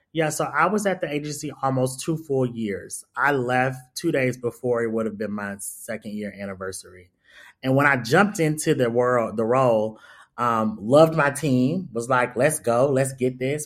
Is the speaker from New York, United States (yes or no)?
no; Atlanta, Georgia, United States; I'm from the West Side, Doug High, all that of Atlanta.